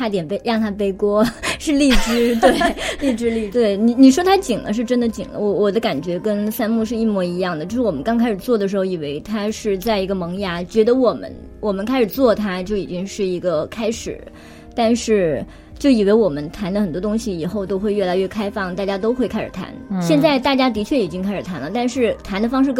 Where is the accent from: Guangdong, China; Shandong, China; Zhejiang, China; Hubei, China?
Guangdong, China; Guangzhou; now in Beijing, China; 我是从广州来的北京，